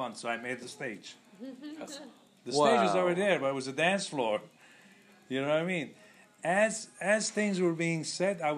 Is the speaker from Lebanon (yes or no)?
yes; Lebanon; moved away; I'm from Lebanon